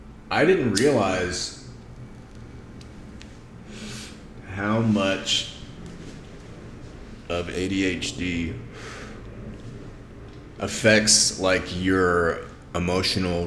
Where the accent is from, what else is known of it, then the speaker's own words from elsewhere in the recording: Greenville, Mississippi, United States; moved away as an adult; also born or lived in Austin, Texas / St. Louis, Missouri / Bay Area, California; now in Las Vegas, United States; I'm from Mississippi. Was born in 1984 in Greenville, Mississippi, which is this little town right off the river